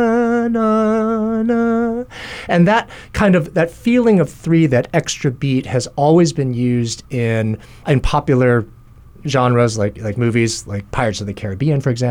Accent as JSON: {"language": "English", "area": "Kalamazoo / Battle Creek", "region": "Michigan", "country": "United States", "tie": "born or raised there", "also_born_or_lived": "New Jersey", "moved": "yes", "lives_now": "Hawaii, United States", "said": "Shortly after the birth of my younger brother, we moved to a town, Kalamazoo, in Battle Creek, Michigan"}